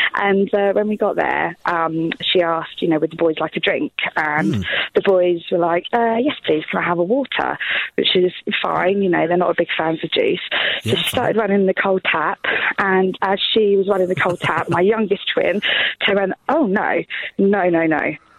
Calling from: South East England, United Kingdom; I'm from Hampshire.

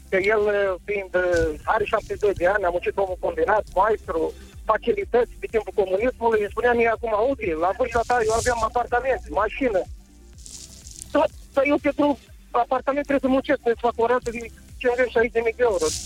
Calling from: Galați, Galați County, Romania; nu, glumesc, glumesc … din Galați.

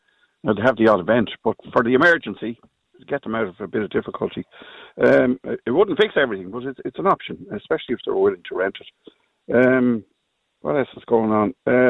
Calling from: Skerries, Leinster, Ireland; I'm living in Skerries. I'm calling you from Red Island here.

